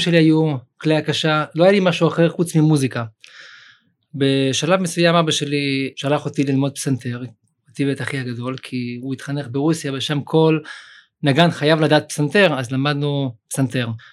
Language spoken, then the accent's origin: Hebrew; Sderot, Southern District, Israel; born or raised there; also born or lived in Uzbekistan